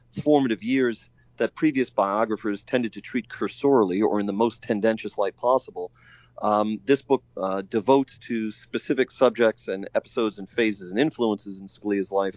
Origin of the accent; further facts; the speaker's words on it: New York City, New York, United States; now in Washington, United States; I'm an outer borough New Yorker as well. I come from Staten Island